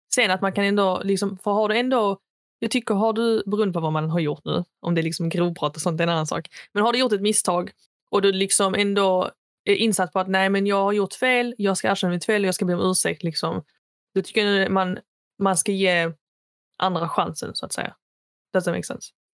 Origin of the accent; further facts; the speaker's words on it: Sweden; jag är svensk, jag är född i Sverige.